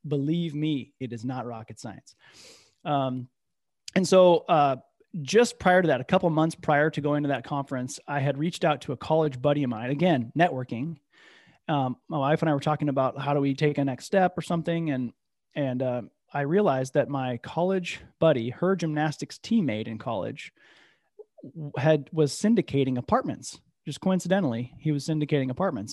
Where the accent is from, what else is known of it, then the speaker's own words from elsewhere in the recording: Midwest, United States; moved away; also born or lived in Bay Area, California / Capitola, California; I'm from the Midwest